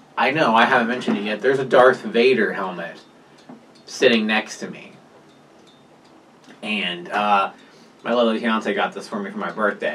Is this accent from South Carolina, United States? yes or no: yes; South Carolina, United States; now in Indiana, United States; I'm from South Carolina